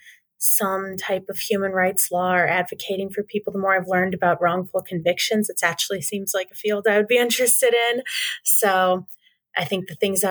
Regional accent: Chicago, Illinois, United States; also born or lived in Bloomington, Illinois; I'm from Chicago. I'm not actually from the Bloomington area.

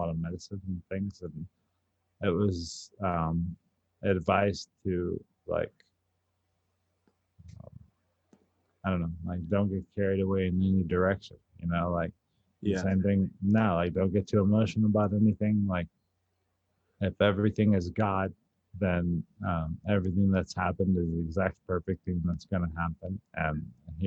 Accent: San Antonio, Texas, United States; I was like from San Antonio

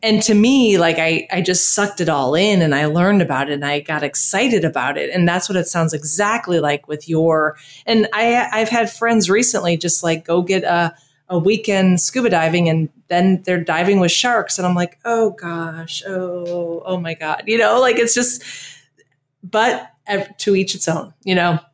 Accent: Texas, United States; now in Costa Rica; growing up in Texas

